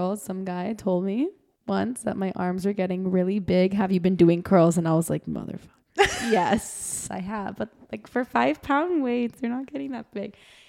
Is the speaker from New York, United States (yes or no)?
no; Miami, Florida, United States; growing up here is very different.